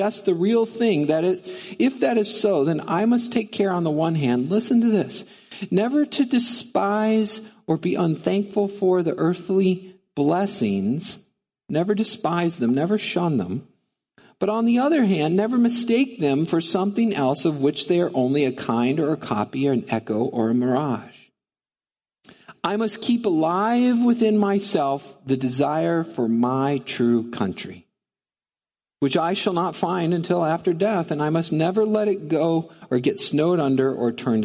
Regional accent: United States; also born or lived in Canada; as an American

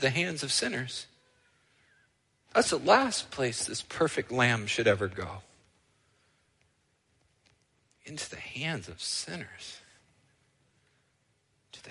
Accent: United States; also born or lived in Canada; I am an American, so that's my culture

